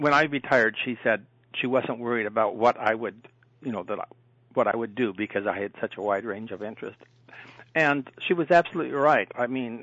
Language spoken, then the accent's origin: English; South Dakota, United States; moved away as an adult; also born or lived in Minnesota / Indiana; now in Ohio, United States; I was born and raised in South Dakota